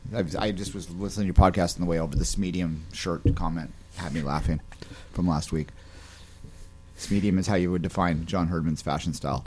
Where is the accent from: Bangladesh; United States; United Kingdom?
United Kingdom; England; now in Canada; I'm English